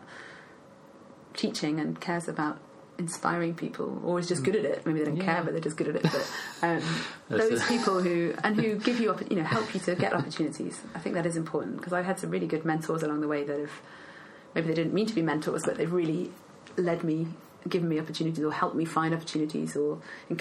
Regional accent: Worthing, South East England, United Kingdom; I grew up in Worthing, so on the south coast

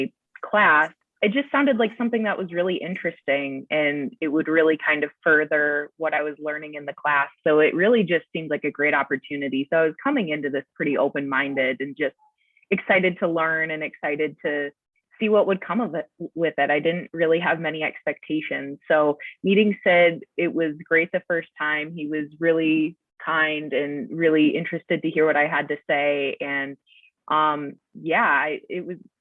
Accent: Kent City, Michigan, United States; I grew up in Kent City, Michigan, with my parents

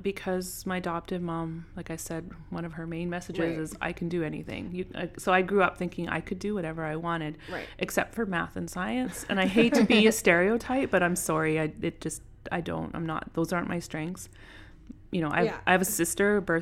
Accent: Ogema, Saskatchewan, Canada; Ogama. It's about an hour south of Regina.

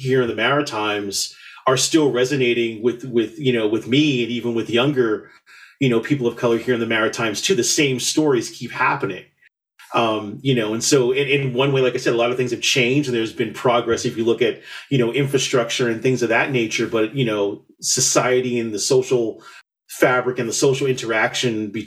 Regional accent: New York City, New York, United States; moved away as an adult; also born or lived in Elizabeth, New Jersey; now in New Brunswick, Canada; I was born in Elizabeth, New Jersey, raised in the South Bronx, and then came here, when I was 24, 25, years old

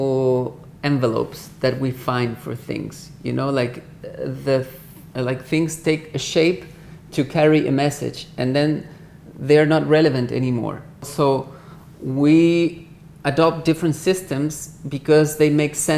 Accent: Chile; moved away; being Chilean

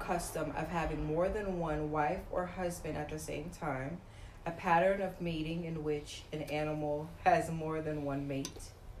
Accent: New York, United States; now in Atlanta, United States; I'm originally from New York, but I didn't get to live my 20s in New York.

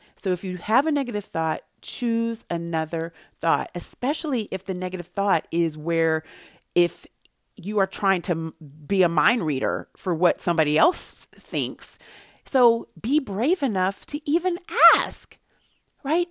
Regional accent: Santa Barbara, California, United States; born or raised there

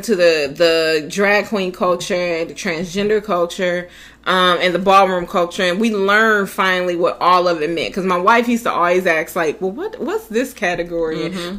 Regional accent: Midwest, United States; Being that we're from the Midwest, the gay lifestyle is not embraced like that.

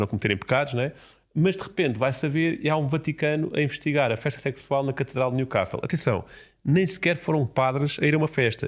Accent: Portugal; enquanto português

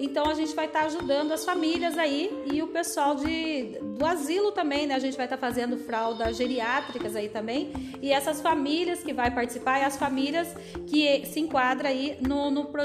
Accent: Santana do Itararé, São Paulo, Brazil; also born or lived in São José dos Campos; Sou natural de Santana do Itararé, morei 27 anos em São José dos Campos e dois anos e meio atuo aqui, estou morando na cidade

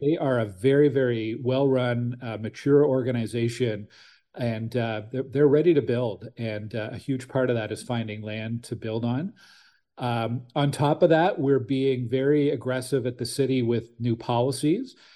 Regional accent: Ottawa, Ontario, Canada; also born or lived in Stittsville; I'm from Ottawa originally. I grew up in Nepean

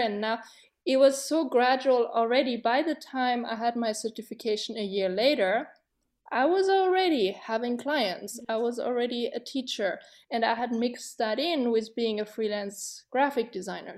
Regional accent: Germany; growing up in Germany, when I was a teenager, fourteen, fifteen

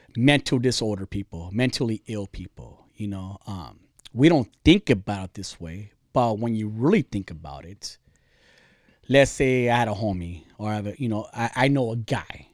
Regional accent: California, United States; I'm Californian

